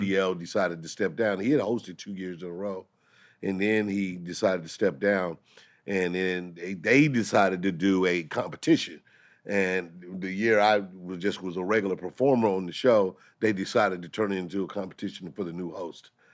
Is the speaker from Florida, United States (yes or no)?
no; St. Louis, Missouri, United States; moved away; Saint Louis is my hometown